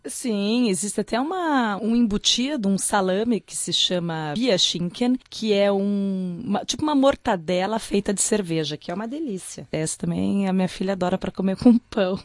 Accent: Curitiba, Paraná, Brazil; moved away; Eu sou de Curitiba

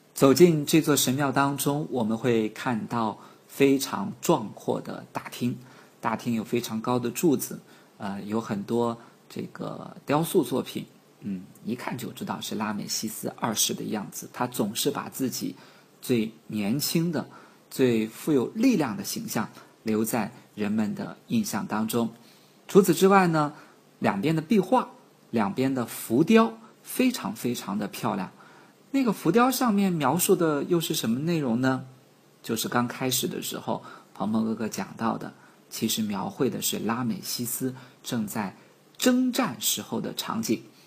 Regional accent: China; 我们几个来自于中国的朋友

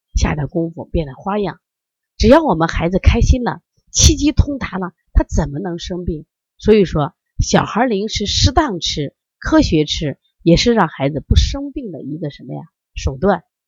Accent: Shandong, China; 因为我山东人呀，我们家人可能更多的就是吃面吧

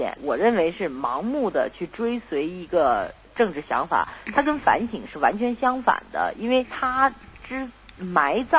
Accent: United States; 作为我们在七十年代美国长大的孩子的话呢，都会有一点这种嬉皮的因素在里头。

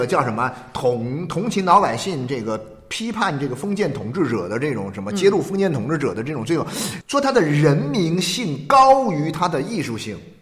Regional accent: Jiangxi, China; moved away; 我是以前在江西

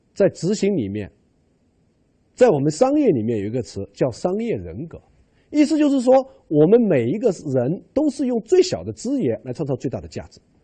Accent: China; 我们中国人吃饭

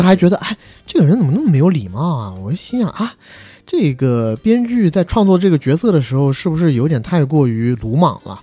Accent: China; moved away as an adult; 我们在成年之前，基本上都是在国内长大的孩子

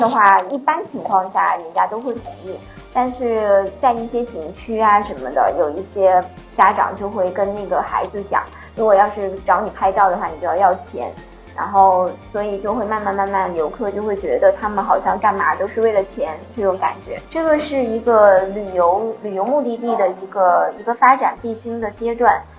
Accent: Northeast China, China; moved away as an adult; now in Sri Lanka; 因为我自己是北方人，其实我还是比较喜欢凉快的

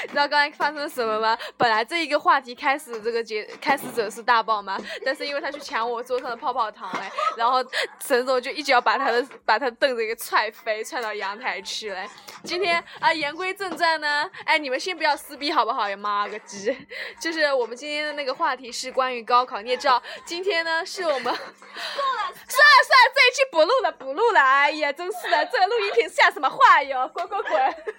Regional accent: Anhui, China; 我是安徽的嘛，我是安徽嘛

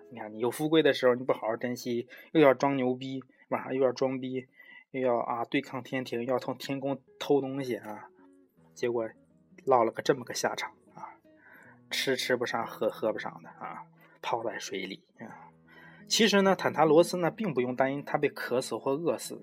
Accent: China; 我们中国人都觉得很奇怪

